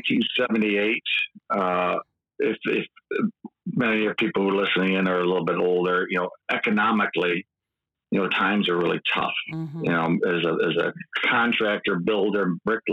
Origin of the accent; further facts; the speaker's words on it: east side of Michigan, United States; accent: Midwestern; also born or lived in Muskegon; now in West Michigan, United States; Grew up on the east side of Michigan